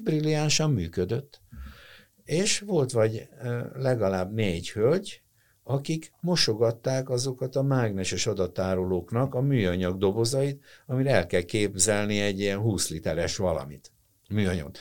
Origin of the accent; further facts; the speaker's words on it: Hungary; én magyar vagyok. Na ha nem teljesen, tehát én szerb vér meg lengyel vér van bennem